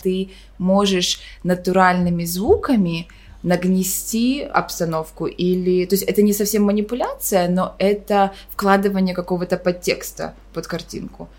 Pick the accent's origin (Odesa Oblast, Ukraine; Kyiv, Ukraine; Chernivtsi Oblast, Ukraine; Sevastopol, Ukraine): Kyiv, Ukraine; moved away as an adult; also born or lived in Boston, United States; now in New York, United States; Я родом сама из Киева